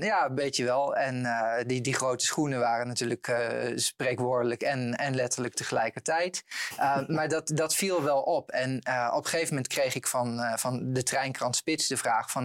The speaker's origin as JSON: {"language": "Dutch", "town": "Eibergen", "region": "Gelderland", "country": "Netherlands", "tie": "born or raised there", "said": "bij de jongerenraad in Eibergen, dorp waar ik ben opgegroeid"}